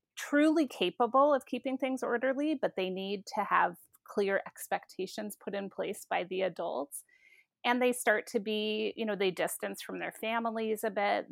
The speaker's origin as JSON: {"language": "English", "town": "Seattle", "region": "Washington", "country": "United States", "also_born_or_lived": "South Dakota", "moved": "yes", "said": "I'm originally from Seattle"}